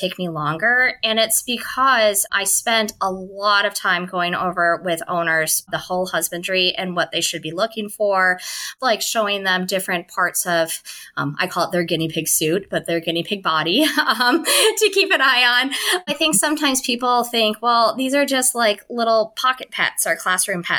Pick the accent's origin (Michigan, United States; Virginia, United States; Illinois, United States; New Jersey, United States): Illinois, United States; Chicago; moved away; I'm originally from Chicago